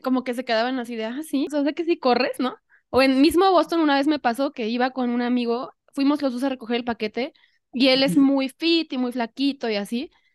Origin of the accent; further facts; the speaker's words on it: Xalapa, Veracruz, Mexico; now in Mexico City, Mexico; Yo vivo ahora en la Ciudad de México, pero soy de Jalapa